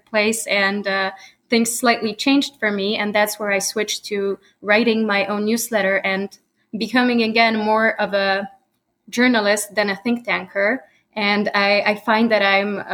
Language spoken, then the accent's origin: English; Poland; first language Polish and English; moved away as an adult; now in United States; I was born in the US. However, later I was schooled in Europe. I'm a Polish American, and both languages are my native language